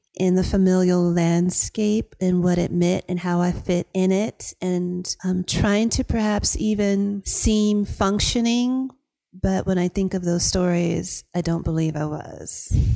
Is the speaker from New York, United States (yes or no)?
no; Hampton, Virginia, United States; accent: Southern drawl; moved away as an adult; also born or lived in Athens, Georgia / Las Vegas; when we moved from Athens, Georgia to the Chesapeake Bay area of Virginia, it was for opportunities. My father um, started a small business in Hampton